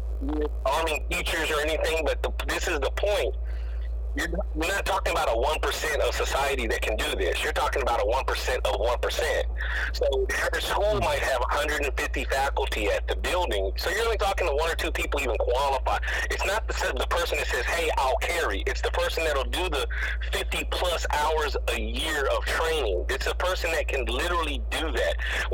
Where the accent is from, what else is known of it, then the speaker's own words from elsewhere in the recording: Texas, United States; I grew up in Texas, where I remember we were able to drive on campus at 18 and up